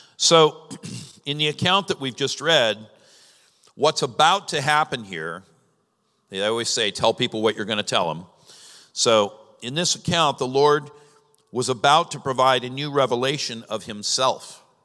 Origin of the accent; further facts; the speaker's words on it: Southern California, United States; now in Ohio, United States; I'm from Southern California, and most of Southern California's desert.